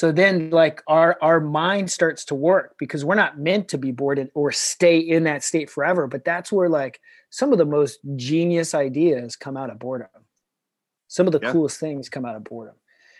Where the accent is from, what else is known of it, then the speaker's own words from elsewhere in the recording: Kansas City, Missouri, United States; moved away as an adult; now in Carlsbad, United States; So most of that time I grew up in Kansas City. That's where I met my wife. That's where I started my family. That's where I started my business. And then recently, within the last few years, my wife and I actually moved to Carlsbad, California